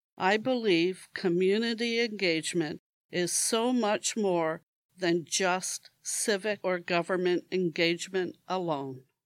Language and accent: English; Hamilton, Ontario, Canada; I am proud to call Hamilton my hometown